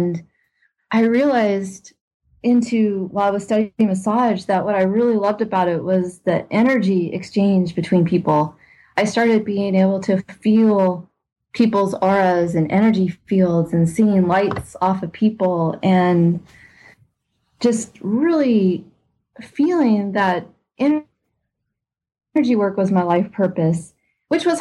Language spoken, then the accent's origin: English; Los Angeles, California, United States; also born or lived in Pasadena / Newbury Park; I grew up in Los Angeles, California, in Pasadena area. And then we eventually moved to a suburb of Los Angeles, Newbury Park